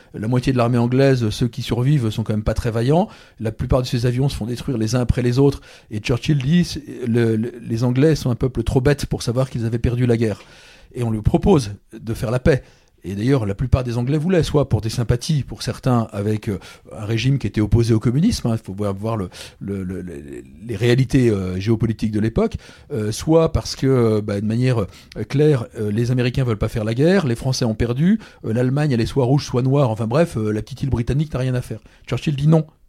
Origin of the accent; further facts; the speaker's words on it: Brittany, France; ceux qui n'ont pas compris que je suis breton, maintenant ils le savent